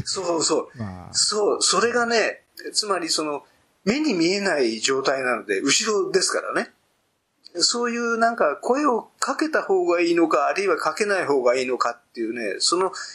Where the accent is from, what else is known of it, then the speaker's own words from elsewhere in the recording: Tokyo, Japan; 最初の山は高尾山だと思いますよ。うん。あの、最初の動物園は井の頭公園の動物園